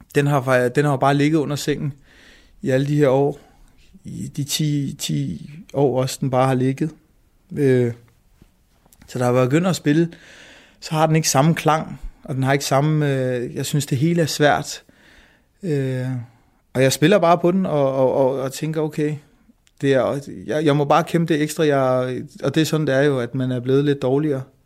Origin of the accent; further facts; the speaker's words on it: Denmark; min mor var flytning og kom til Danmark, og jeg er født i Danmark